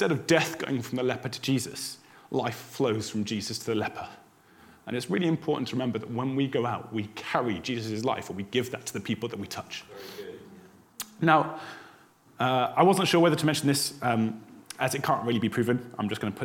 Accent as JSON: {"language": "English", "country": "United Kingdom"}